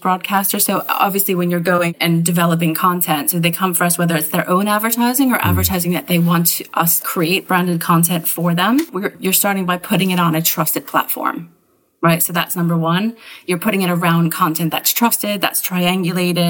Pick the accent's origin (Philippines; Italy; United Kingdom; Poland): United Kingdom; as British citizens